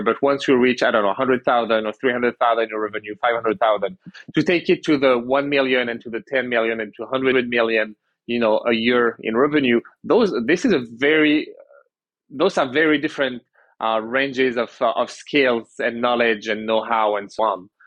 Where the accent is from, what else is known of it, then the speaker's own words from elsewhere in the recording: France; moved away as an adult; now in Canada; I was born in Canada. I grew up in France. Went back to Canada uh, about ten years ago.